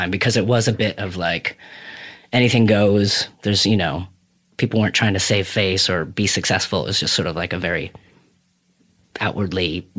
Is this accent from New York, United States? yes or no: no; Burlington, Vermont, United States; I had like those teenager parents that were chaotic or whatever and lived all around Vermont. So we moved around Vermont.